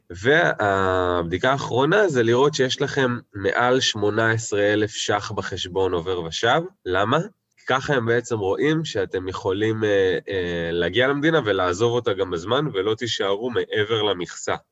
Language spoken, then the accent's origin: Hebrew; Tel Aviv, Tel Aviv District, Israel; moved away as an adult; now in New Zealand; במקור מתל אביב, ממש תל אביב במקור